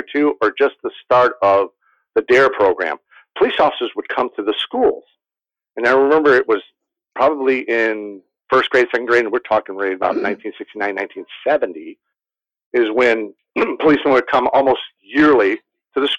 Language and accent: English; Waukegan, Illinois, United States; moved away as an adult; now in Mesa, United States; I'm from the Chicagoland area, up in Waukegan, Illinois.